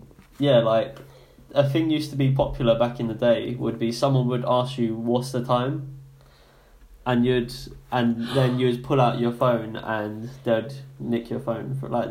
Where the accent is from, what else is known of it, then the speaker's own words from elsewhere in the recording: London, United Kingdom; moved away as an adult; now in Portsmouth, United Kingdom; I was like, oh, South East London, like, Woolwich.